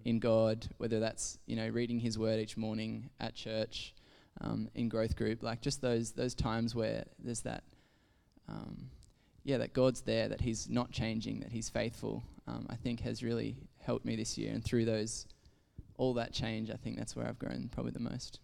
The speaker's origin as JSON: {"language": "English", "town": "Ballina", "region": "New South Wales", "country": "Australia", "tie": "born or raised there", "moved": "as an adult", "said": "I grew up in Ballina in New South Wales, which is a bit is a country coastal town"}